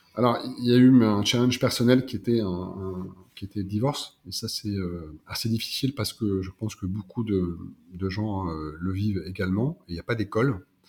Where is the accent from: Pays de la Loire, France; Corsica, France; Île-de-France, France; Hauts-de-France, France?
Hauts-de-France, France; Pas-de-Calais; moved away as an adult; also born or lived in Lille; now in South-west France; je suis originaire du Pas-de-Calais